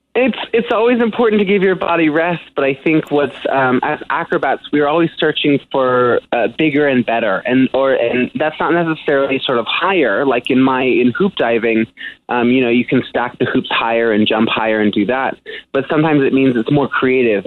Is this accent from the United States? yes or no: yes; San Francisco, California, United States; in San Francisco, my hometown